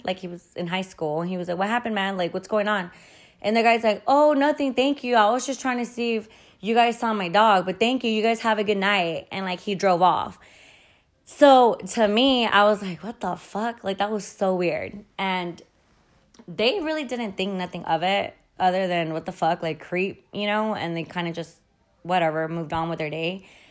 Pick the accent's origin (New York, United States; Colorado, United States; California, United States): California, United States; Montclair; my hometown. So I'm, I'm actually from Montclair, California.